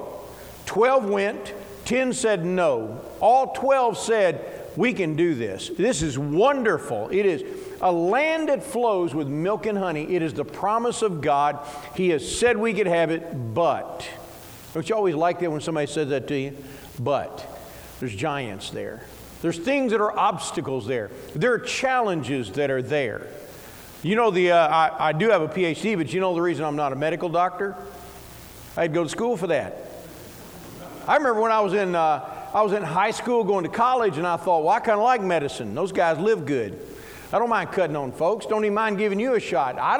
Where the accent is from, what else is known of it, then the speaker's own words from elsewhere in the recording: Ballard County, Kentucky, United States; I grew up here. I grew up in Ballard County